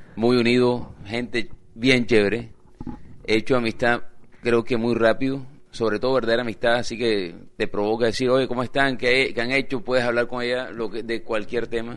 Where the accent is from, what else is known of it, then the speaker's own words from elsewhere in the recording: Colombia; Yo soy colombiano